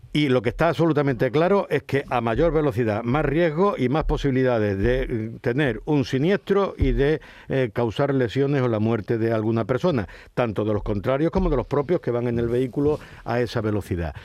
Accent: Huelva, Andalusia, Spain; moved away; also born or lived in Ceuta; Yo nací en Ceuta, me crié en Huelva

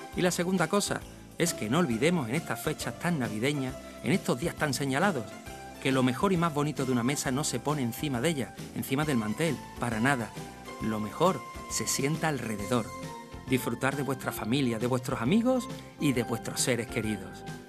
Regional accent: Málaga, Andalusia, Spain; Yo soy de Málaga

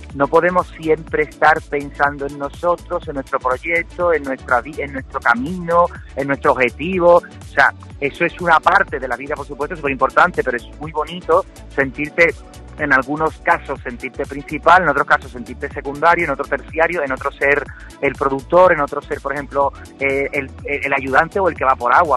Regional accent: Cádiz, Andalusia, Spain; yo soy de Cádiz

